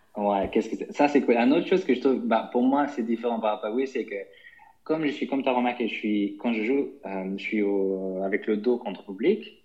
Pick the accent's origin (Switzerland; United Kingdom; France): United Kingdom; London; moved away as an adult; also born or lived in Germany; je suis né en Allemagne, et j'ai grandi là-bas jusqu'à 10 ans, et puis après, j'ai, avec ma famille, on est déménagé, on est en Angleterre, à Londres, où j'ai fait toutes ma, mes études, etc., donc jusqu'à 25 ans